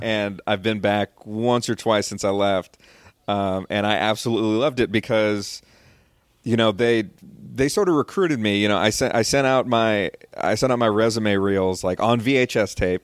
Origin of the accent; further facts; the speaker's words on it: Rio Grande Valley, Texas, United States; also born or lived in Austin, Texas; I grew up in the Rio Grande Valley